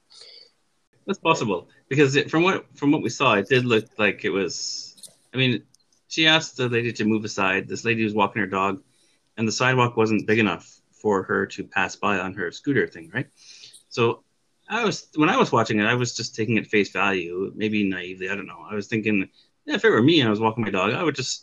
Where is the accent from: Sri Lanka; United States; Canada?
Canada; I'm Canadian